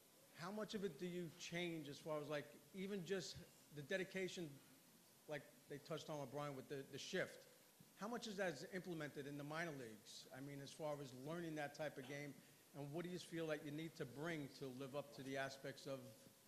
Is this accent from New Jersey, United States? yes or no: no; Long Island, New York, United States; from Long Island, New York. I'm a 40-year season ticket holder.